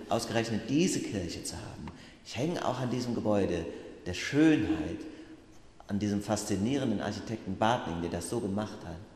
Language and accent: German; Bacharach, Rhineland-Palatinate, Germany; In meinem Heimatort Bachach gibt es ja viele Fachwerkhäuser.